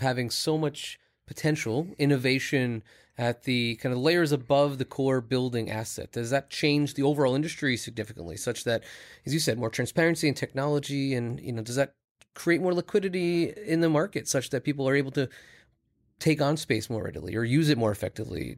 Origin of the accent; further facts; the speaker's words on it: Long Island, New York, United States; I grew up in Long Island. I spent a lot of my life in New York City.